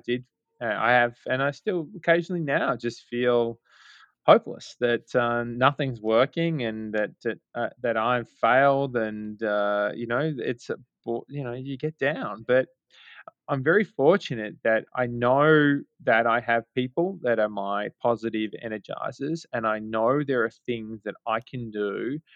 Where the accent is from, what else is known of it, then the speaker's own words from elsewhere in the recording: Melbourne, Victoria, Australia; moved away as an adult; now in New York City, United States; We're both from Australia, both from Melbourne, Australia